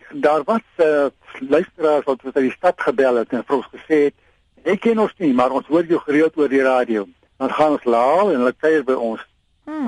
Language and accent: Afrikaans; South Africa; also born or lived in Queensland, Australia; now in Australia; ons geboorteland